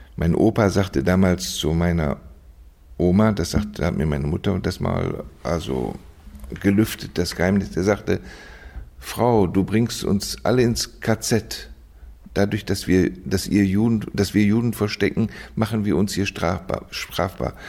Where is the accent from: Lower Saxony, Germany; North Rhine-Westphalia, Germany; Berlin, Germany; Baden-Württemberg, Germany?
North Rhine-Westphalia, Germany; Düsseldorf; also born or lived in Osnabrück; now in Vienna, Austria; ich bin aufgewachsen in Düsseldorf, geboren in Osnabrück in Düsseldorf